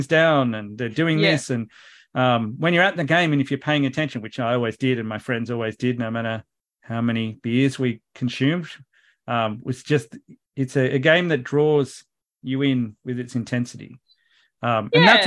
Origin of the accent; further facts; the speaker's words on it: an hour from Sydney, New South Wales, Australia; I grew up and I was an hour from Sydney.